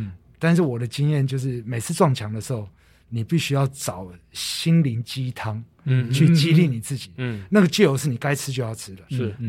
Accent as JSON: {"language": "Chinese", "country": "Taiwan", "said": "可能我我们台湾人平常比较耐热，然后那一场来的老外刚好没那么没那么耐热"}